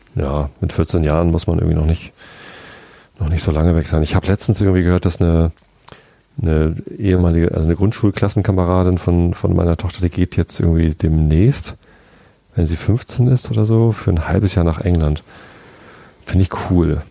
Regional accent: Lower Saxony, Germany; also born or lived in Hamburg; Ich bin Niedersachse. Äh, ich bin auch in Niedersachsen aufgewachsen.

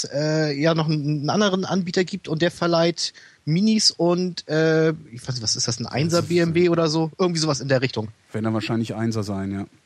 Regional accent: Hamburg, Germany; Nee, ich komme aus Hamburg

